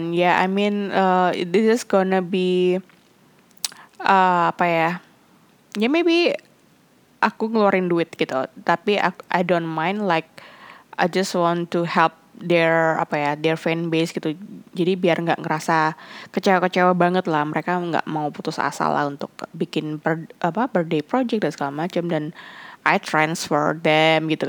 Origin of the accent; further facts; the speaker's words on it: Indonesia; aku bilang I'm Indonesian but I just understand in Thai but I don't know how to actually uh, speaking in Thai correct way gitu karena ngerasa kayak logat aku cara aku ngomong masih not Thai enou